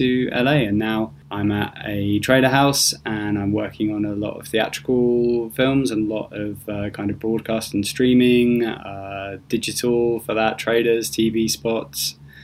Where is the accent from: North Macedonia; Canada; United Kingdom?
United Kingdom; moved away as an adult; also born or lived in London; now in Los Angeles, United States; I'm British